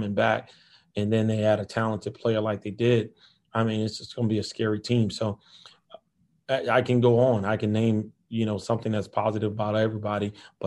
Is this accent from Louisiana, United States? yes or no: yes; New Orleans, Louisiana, United States; moved away; we grew up together in New Orleans